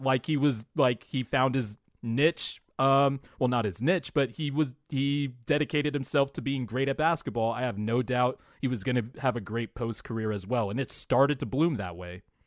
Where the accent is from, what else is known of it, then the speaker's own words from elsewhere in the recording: Bakersfield, California, United States; I grew up in Bakersfield, which is like an hour away from L